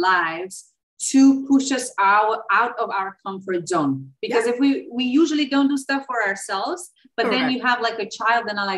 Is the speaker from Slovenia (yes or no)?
yes; Slovenia; English is a second language; moved away as an adult; also born or lived in China; now in Dominican Republic; I'm originally from Slovenia